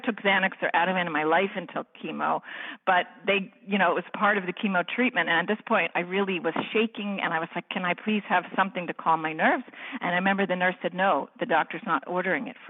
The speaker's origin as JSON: {"language": "English", "region": "Florida", "country": "United States", "said": "I'm from Florida"}